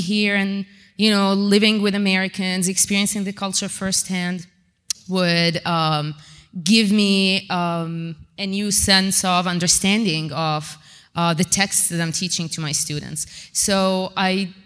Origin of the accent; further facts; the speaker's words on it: Amman, Amman Governorate, Jordan; I'm from Jordan, from Amman.